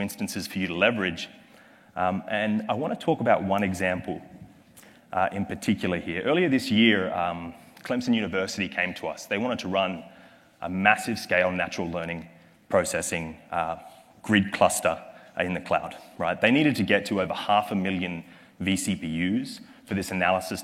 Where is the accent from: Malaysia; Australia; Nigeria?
Australia; accent: Australian; my accent is from Australia